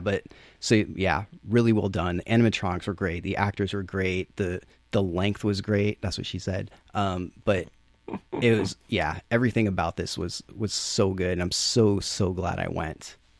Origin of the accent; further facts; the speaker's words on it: Chicopee, Massachusetts, United States; moved away; I grew up in Chicopee, which is next to Springfield, Holyoke, Amherst, Northampton